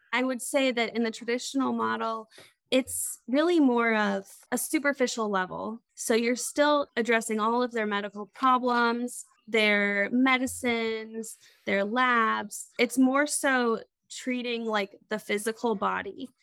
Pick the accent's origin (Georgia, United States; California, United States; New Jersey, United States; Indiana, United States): Indiana, United States; Crawfordsville; born or raised there; also born or lived in Lewisburg, West Virginia